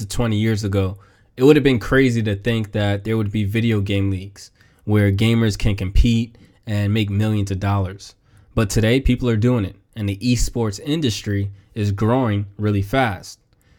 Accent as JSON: {"language": "English", "country": "United States", "tie": "born or raised there", "said": "being born and raised in America"}